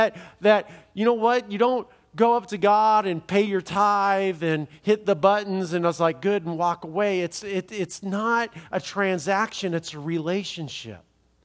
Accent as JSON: {"language": "English", "town": "Los Angeles", "region": "California", "country": "United States", "said": "I'm from Los Angeles, and I know that."}